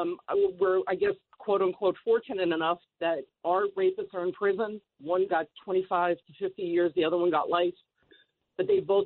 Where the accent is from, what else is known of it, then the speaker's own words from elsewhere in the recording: New York City, New York, United States; also born or lived in Bronx, New York; I live in the Bronx. I live not too far from there. And I just wanted to share a little story, if I can. I grew up in the Inwood section of Manhattan. And in 1991, I was 17 years old.